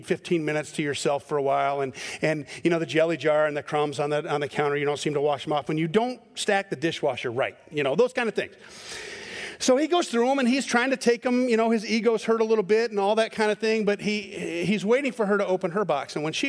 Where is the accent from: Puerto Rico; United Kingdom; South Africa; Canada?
United Kingdom; Scotland; I'm a Scotsman, and so we're angry about everything.